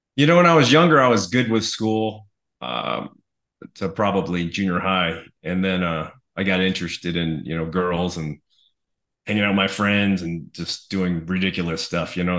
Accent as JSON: {"language": "English", "town": "Los Angeles", "region": "California", "country": "United States", "tie": "born or raised there", "said": "I was born in Los Angeles, uh, California, to uh, immigrant parents"}